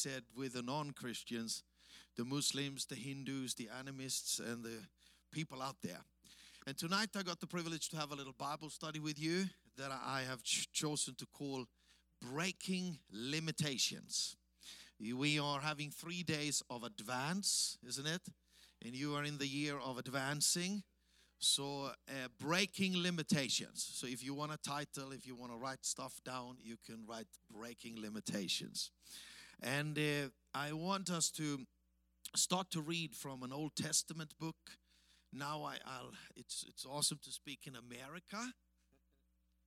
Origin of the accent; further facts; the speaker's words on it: Austria; accent: Austrian-German; English is a second language; moved away as an adult; also born or lived in Africa; it's the Austrian-German accent you hear